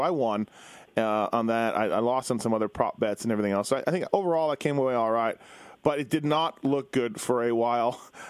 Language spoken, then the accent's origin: English; Winnipeg, Manitoba, Canada; where I grew up in Winnipeg